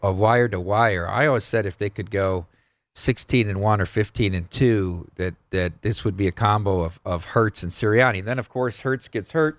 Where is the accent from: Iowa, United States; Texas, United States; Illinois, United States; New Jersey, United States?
Iowa, United States; I'm from Iowa